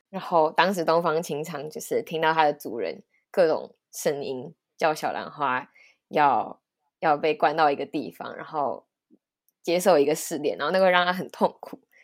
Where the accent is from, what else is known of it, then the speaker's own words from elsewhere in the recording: Taiwan; 身为一个台湾人